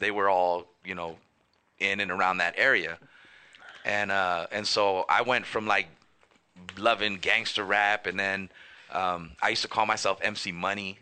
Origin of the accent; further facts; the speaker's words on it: Los Angeles, California, United States; I'm from Northeast LA, the King Island Park.